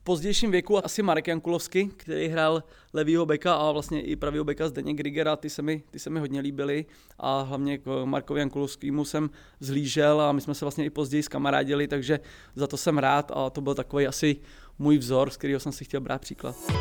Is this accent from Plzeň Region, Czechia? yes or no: yes; Plzeň, Plzeň Region, Czechia; jsem z Plzně